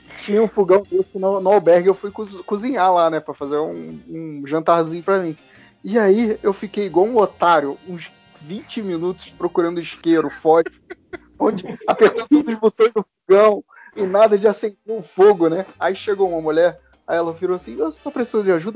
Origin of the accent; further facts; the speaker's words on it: Brazil; eu sou do Brasil.